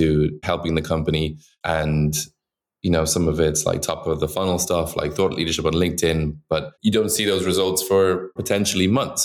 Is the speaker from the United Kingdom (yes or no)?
no; Dublin, Leinster, Ireland; moved away as an adult; also born or lived in Shanghai, China; now in New York, United States; I'm from Dublin, Ireland